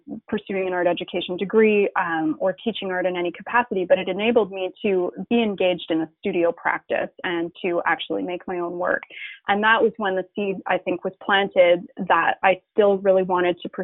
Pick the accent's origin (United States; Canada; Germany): Canada; Calgary, Alberta; the art school that was located in Calgary, which is my hometown